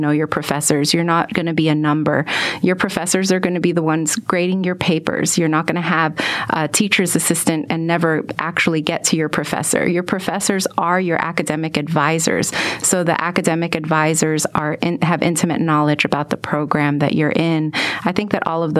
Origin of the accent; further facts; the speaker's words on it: New York City, New York, United States; moved away as an adult; now in Texas, United States; I was actually born and raised in New York City.